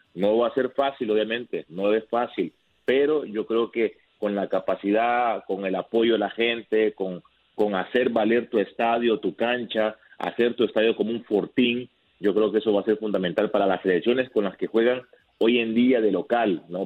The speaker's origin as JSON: {"language": "Spanish", "country": "Mexico", "said": "yo siendo mexicano"}